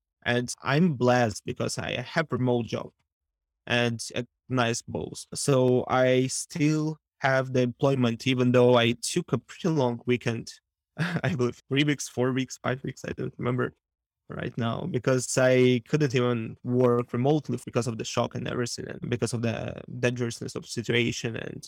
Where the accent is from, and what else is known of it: Ukraine